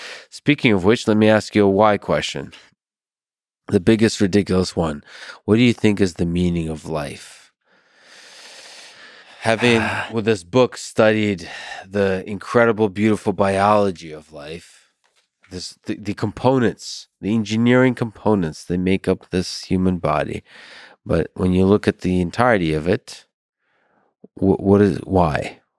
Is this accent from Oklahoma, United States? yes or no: no; Philadelphia, Pennsylvania, United States; I'm from Philadelphia. So yeah.